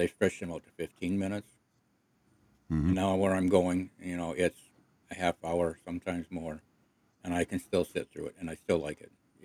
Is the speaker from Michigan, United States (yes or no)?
yes; Croswell, Michigan, United States; We grew up in the Episcopal Church, and when we lived in a small town of Croswell